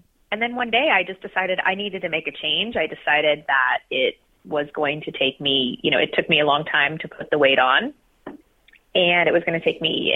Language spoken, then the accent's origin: English; Columbus, Ohio, United States; I grew up in Columbus, Ohio